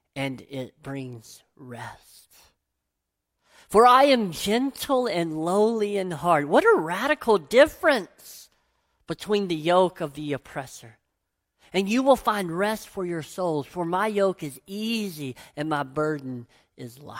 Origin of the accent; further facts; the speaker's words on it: Tennessee, United States; growing up in Tennessee